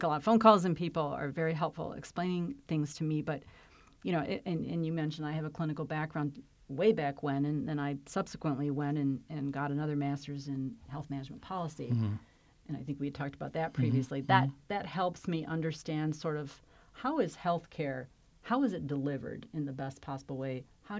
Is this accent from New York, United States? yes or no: no; Flint, Michigan, United States; So while I came from Flint, Michigan, which is pretty different than Fairfax